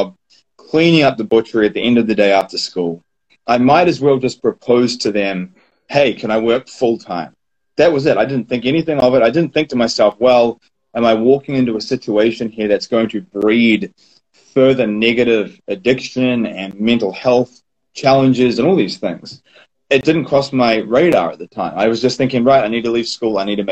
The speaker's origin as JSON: {"language": "English", "country": "New Zealand", "tie": "born or raised there", "said": "growing up in New Zealand, I fell into the butchery industry"}